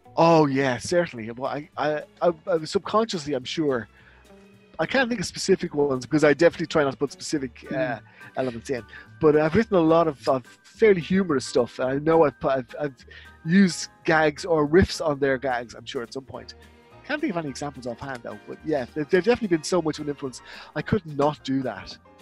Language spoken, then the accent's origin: English; Dublin, Leinster, Ireland; I'm from Dublin, Ireland